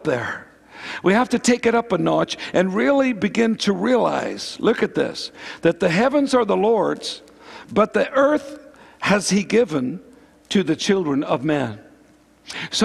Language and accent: English; Northern Ireland, United Kingdom; Karen and myself, we grew up in Northern Ireland